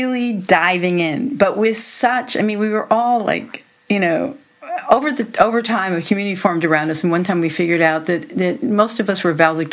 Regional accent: Hempstead, New York, United States; moved away as an adult; also born or lived in Okmulgee, Oklahoma / Manhasset, New York; I grew up on Long Island, in Hempstead, and later Manhasset

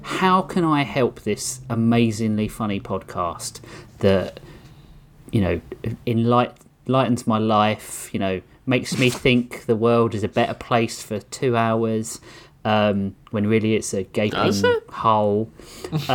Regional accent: United Kingdom; accent: British; my cute British accent

